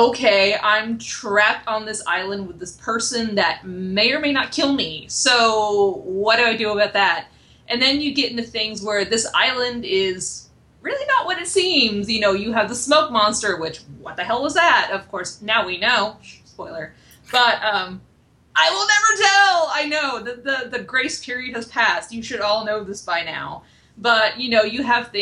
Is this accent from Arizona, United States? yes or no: no; Maine, United States; I'm actually from Maine myself, so Maine pride.